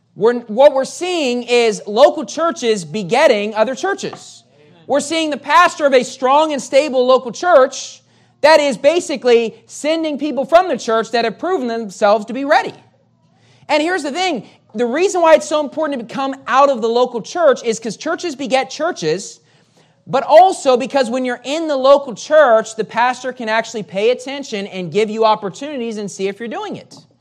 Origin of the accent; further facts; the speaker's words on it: West Virginia, United States; moved away as an adult; also born or lived in Metro Manila, Philippines; now in Manila, Philippines; I grew up in West Virginia